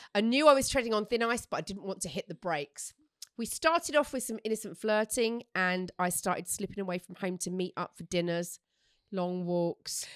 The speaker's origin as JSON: {"language": "English", "area": "Essex", "region": "East of England", "country": "United Kingdom", "said": "I'm from Essex"}